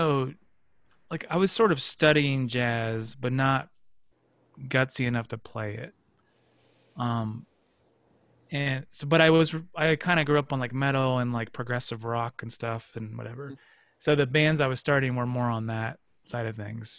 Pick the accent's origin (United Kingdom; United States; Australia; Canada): United States; Erie, Pennsylvania; moved away as an adult; also born or lived in New York City; I'm going to get on a bus from Erie and move to New York City